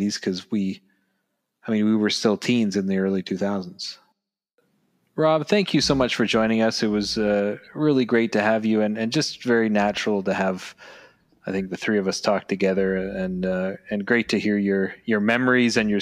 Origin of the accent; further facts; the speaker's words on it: Canada; we're from Canada